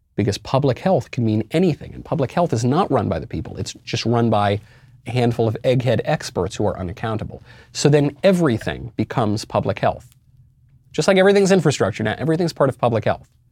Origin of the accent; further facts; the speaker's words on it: New York City, New York, United States; as a New Yorker.